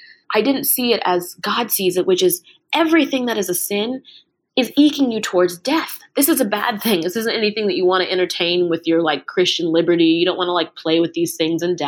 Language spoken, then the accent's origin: English; Maryland, United States; moved away as an adult; also born or lived in New York City; now in Ohio, United States; I grew up in Maryland